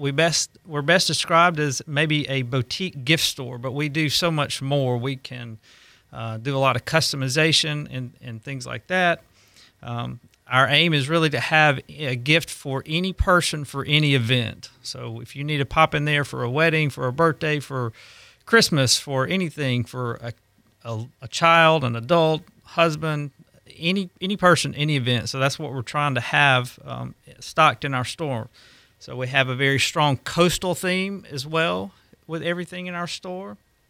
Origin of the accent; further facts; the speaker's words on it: Alabama, United States; moved away as an adult; now in Gulf Breeze, United States; We're originally from Alabama. We moved down here about 11 years ago. We've lived on the beach and in Gulf Breeze that whole time.